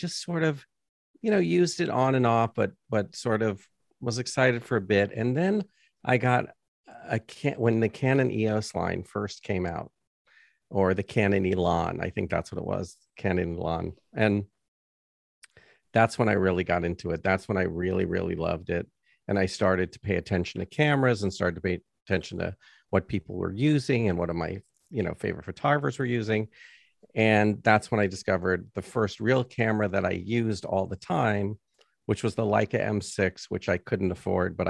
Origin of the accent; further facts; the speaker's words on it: New York City, New York, United States; I grew up in Riverdale, New York